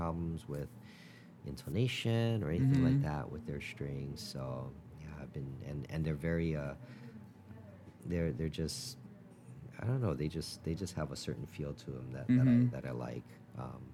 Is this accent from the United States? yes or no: yes; Hawaii, United States; growing up in Hawaii